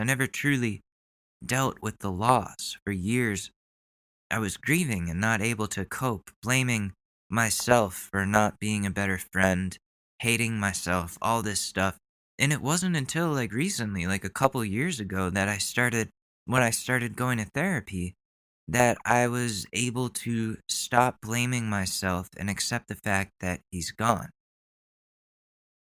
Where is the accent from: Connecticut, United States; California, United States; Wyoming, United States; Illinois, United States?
Connecticut, United States; Ridgefield; A lot of people from my hometown passed away when I was younger, that Ridgefield, Connecticut is kind of cursed with tragedies